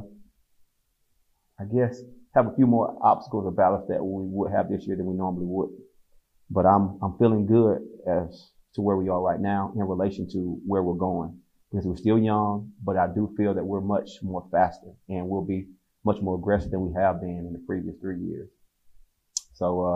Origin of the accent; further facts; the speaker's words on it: Fort Valley, Georgia, United States; also born or lived in Atlanta, Georgia; I'm from Fort Valley, Georgia. I went to Fort Valley State my first 2 years of college. So I stayed home the first 2 years